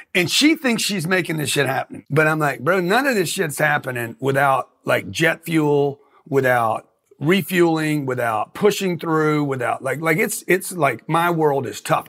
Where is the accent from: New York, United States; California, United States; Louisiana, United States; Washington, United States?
Louisiana, United States; Lake Charles; I grew up in Lake Charles, Louisiana, a refinery town